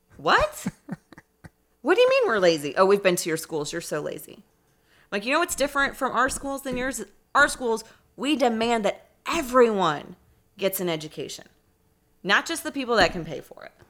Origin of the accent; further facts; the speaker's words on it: Indianapolis, Indiana, United States; also born or lived in Ferdinand, Indiana; I'm from Indianapolis. I grew up in Irvington on the east side